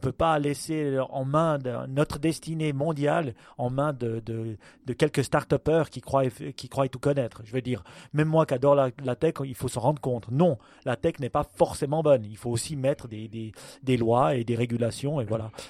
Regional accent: Switzerland; nous, on est suisse

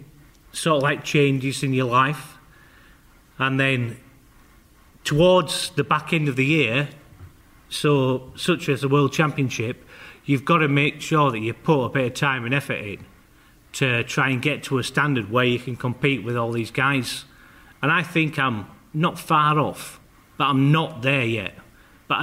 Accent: Yorkshire and the Humber, United Kingdom; I'm a Yorkshireman

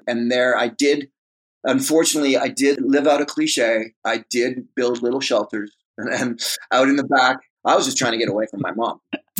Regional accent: Toronto, Ontario, Canada; So I'm from Mimico, Ontario, which is Mimico. The west end of Toronto. Yep. Grew up in Mimico.

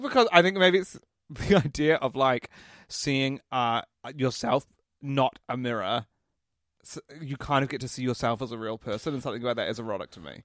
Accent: Christchurch, Canterbury, New Zealand; also born or lived in Auckland; When I moved from Auckland to Christchurch

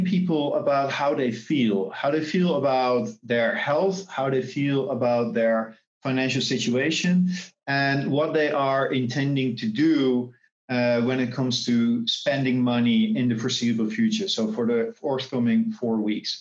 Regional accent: Netherlands; now in Singapore; I'm originally from the Netherlands, but based here in Singapore

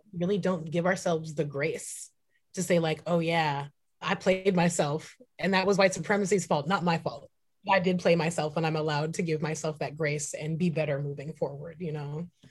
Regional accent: Santa Cruz, California, United States; also born or lived in San Francisco; now in Portland, United States; I was born and raised in San Francisco and Santa Cruz. Um, so I'm very much like a Bay Area, California kid.

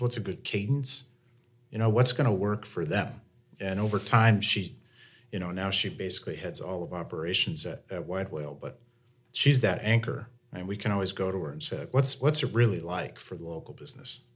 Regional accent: Vermont, United States; also born or lived in Jacksonville, Florida; I'm a Vermonter, uh, born and raised

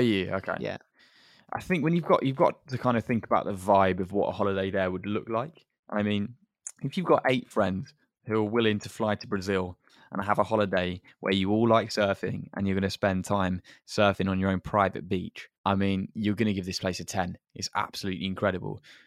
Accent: England, United Kingdom; as English people

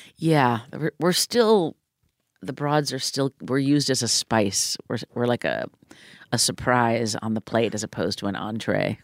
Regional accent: Deerfield, Illinois, United States; moved away; also born or lived in Highland Park, Illinois / Southern California; I grew up both, um, suburb of Chicago and then Southern California.

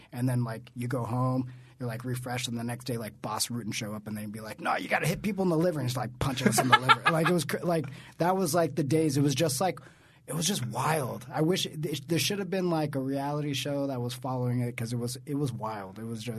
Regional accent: Southern California, United States; I came from Southern California. I started EWF, very small company, even smaller than it is now.

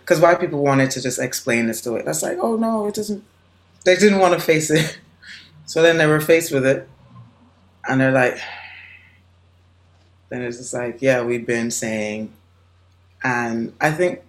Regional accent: Jamaica; now in United States; I'm born and raised in Jamaica

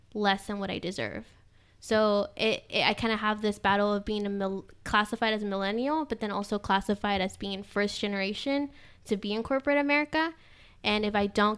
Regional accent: Dallas, Texas, United States; first language Spanish; English is a second language; also born or lived in Austin; I'm originally from Dallas, but I like to come back in and out of Austin since I graduated from UT

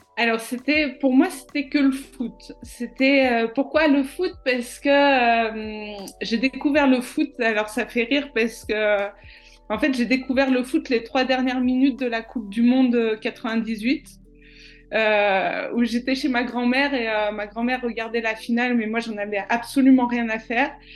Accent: France; also born or lived in Chambéry / Marseille / Majorca; je l'ai aussi vécu en tant que Française dans une cité

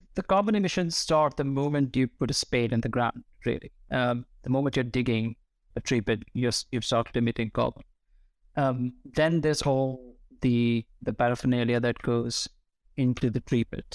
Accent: New Delhi, Delhi, India; moved away; I grew up in New Delhi, surrounded by various different textures of concrete

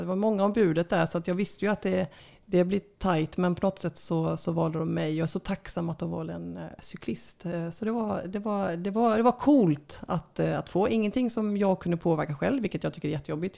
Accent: Sweden; jag kommer från Sverige

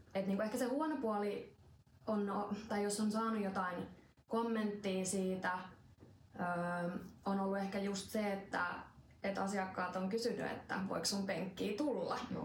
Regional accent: Finland; tuolla Suomessa meidän kulttuuriin

